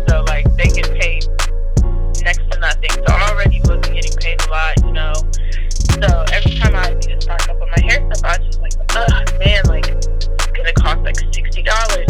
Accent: Columbus, United States; also born or lived in South Carolina; I pretty much grew up in Columbus. I was born and from South Carolina

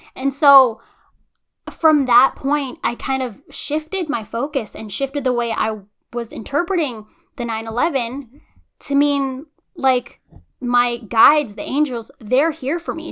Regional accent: United States; as long as I've lived in America, which has been my entire life

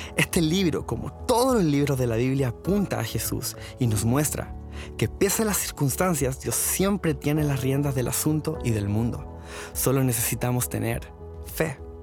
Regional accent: Chile; now in The Woodlands, United States; soy latino, chileno y actualmente estoy pastoreando junto a mi esposa Ana el grupo de jóvenes Osana Youth de la iglesia Osana Woodlands en Houston

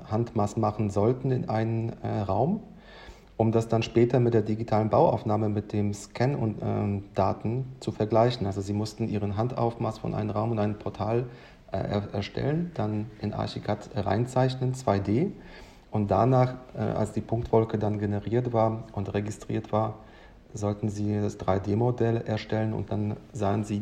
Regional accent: Lodz, Łódź Voivodeship, Poland; born there; Ich bin ja gebürtiger Pole aus Lodz

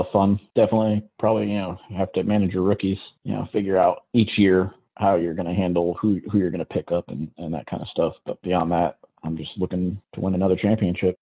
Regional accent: South Bend, Indiana, United States; now in Augusta, United States; I'm originally from South Bend, Indiana

